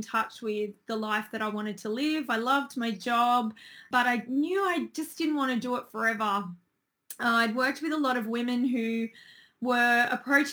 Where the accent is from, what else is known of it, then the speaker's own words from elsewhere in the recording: Sydney, New South Wales, Australia; I'm originally from Sydney